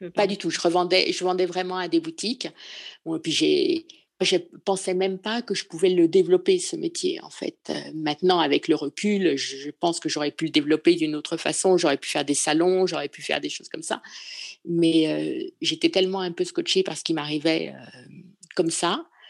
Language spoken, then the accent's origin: French; Paris, Île-de-France, France; moved away as an adult; now in Provence, France; je suis parisienne. Je suis une vraie Parisienne, mais je vis dans un petit village de Provence